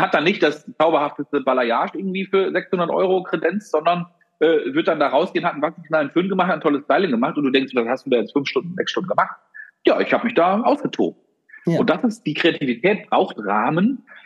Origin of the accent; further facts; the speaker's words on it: Germany; Wir Deutschen